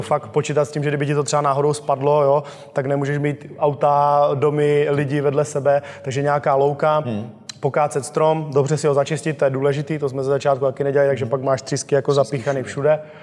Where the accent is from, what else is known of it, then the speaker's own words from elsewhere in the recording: Czechia; jsme jako Češi silný národ